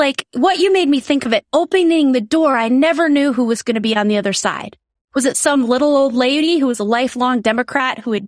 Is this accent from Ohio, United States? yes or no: no; South Dakota, United States; born or raised there